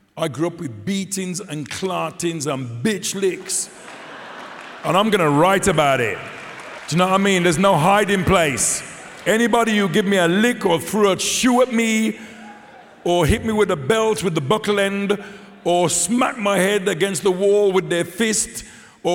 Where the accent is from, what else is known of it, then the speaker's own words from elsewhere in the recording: Dudley, West Midlands, United Kingdom; I'm from Dudley